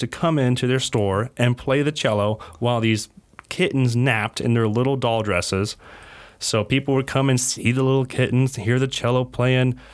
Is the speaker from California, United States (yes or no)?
yes; Yuba City, California, United States; I was born in Yuba City.